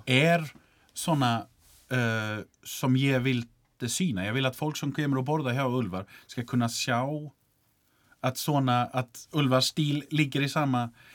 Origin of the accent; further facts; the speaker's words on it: Sweden; Icelandic is a second language; now in Iceland; ég er frá Svíþjóð